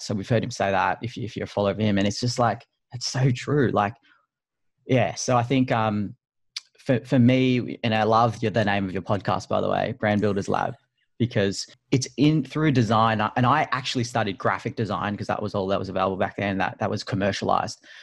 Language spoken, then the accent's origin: English; Sydney, New South Wales, Australia; I'm from Sydney